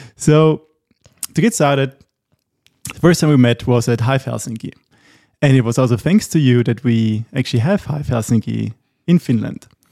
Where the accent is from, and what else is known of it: Austria; moved away